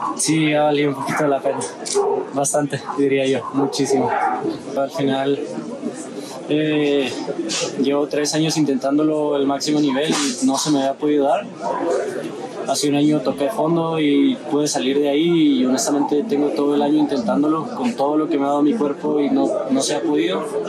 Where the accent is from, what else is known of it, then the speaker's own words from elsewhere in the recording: Mexico; soy mexicano